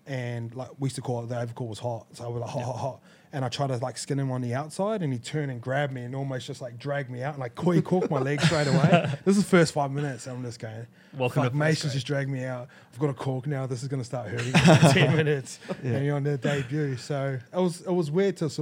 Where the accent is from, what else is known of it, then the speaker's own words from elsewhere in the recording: New Zealand; growing up in New Zealand